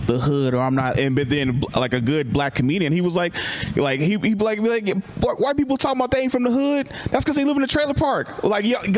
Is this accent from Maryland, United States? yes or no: no; Richmond, California, United States; Southside. I live in Southside